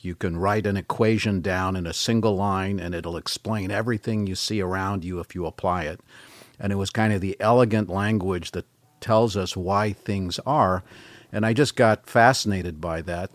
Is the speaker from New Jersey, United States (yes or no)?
no; Bay Area, California, United States; first language French; English is a second language; I was born there. Uh, grew up in the Bay Area